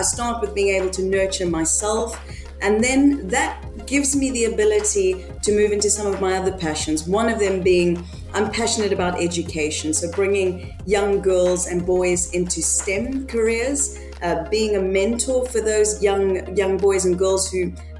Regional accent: Johannesburg, Gauteng, South Africa; moved away as an adult; now in United Kingdom; I'm originally from Johannesburg. So that's a beautiful, busy and vibrant city in South Africa. That is honestly and truly where my heart lives. I spent most of my childhood and my adult life in Johannesburg

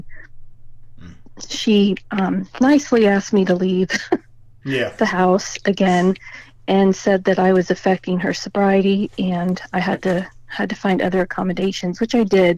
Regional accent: Indianapolis, Indiana, United States; moved away as an adult; also born or lived in Annapolis, Maryland; now in southern Indiana, United States; I'm from Indianapolis, originally

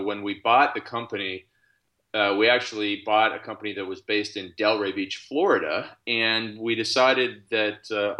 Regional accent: Canada; I'm actually Canadian. I live in Canada.

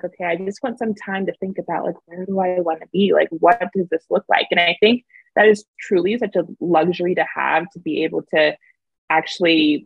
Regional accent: East Coast, United States; moved away as an adult; we have seasons here over on the East Coast

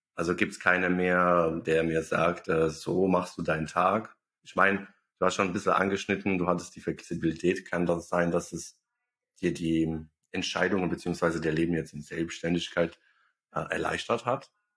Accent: Bosnia & Herzegovina; now in Germany; ich komme aus Bosnien

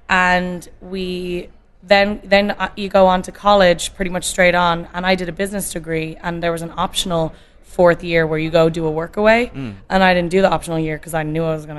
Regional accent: Dublin, Leinster, Ireland; moved away as an adult; also born or lived in Boston; now in California, United States; And we moved back when I was 2, back to Ireland, back to Dublin.

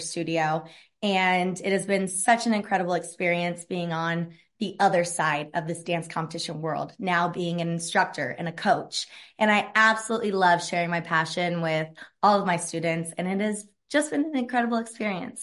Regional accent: Evansville, Indiana, United States; I am born and raised in Evansville, Indiana, and grew up dancing my whole entire life

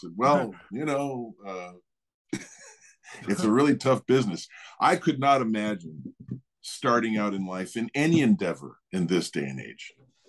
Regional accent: Eugene, Oregon, United States; born there; I was born in Eugene, Oregon.

